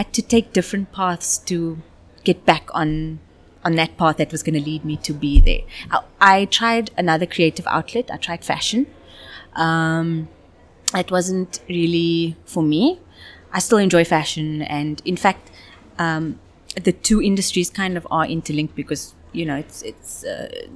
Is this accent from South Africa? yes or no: yes; Cape Town, Western Cape, South Africa; moved away as an adult; also born or lived in Johannesburg / Dubai; I was born in Cape Town